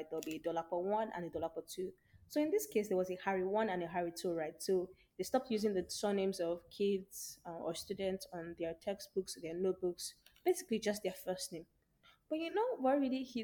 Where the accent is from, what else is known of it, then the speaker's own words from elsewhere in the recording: Nigeria; as a Nigerian mother